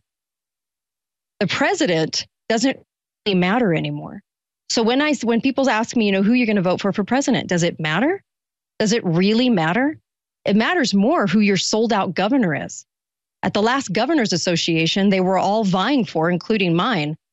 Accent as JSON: {"language": "English", "region": "California", "country": "United States", "said": "I'm from California."}